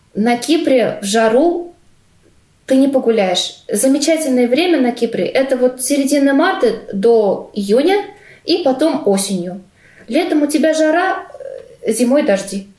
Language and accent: Russian; Russia; moved away as an adult; also born or lived in Cyprus; now in Malmö, Sweden; я из России